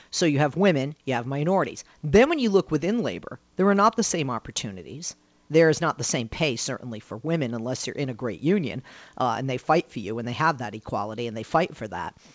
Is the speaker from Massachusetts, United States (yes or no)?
yes; Boston, Massachusetts, United States; I'm from Boston